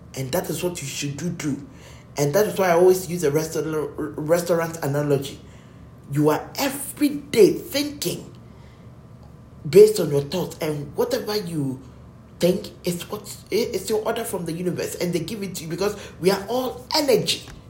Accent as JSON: {"language": "English", "country": "Ghana", "said": "we are Ghanaians."}